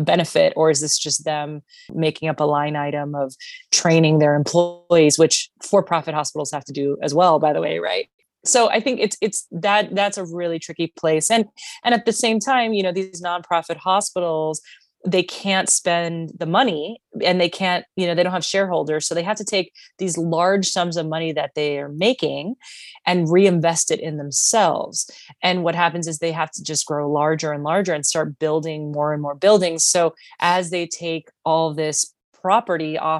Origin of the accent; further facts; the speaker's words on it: Miami, Florida, United States; I'm originally from Miami